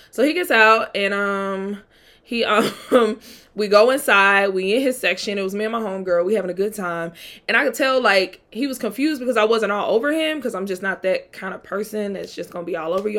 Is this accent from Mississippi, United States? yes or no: yes; Mississippi, United States; also born or lived in Atlanta; I'm from Mississippi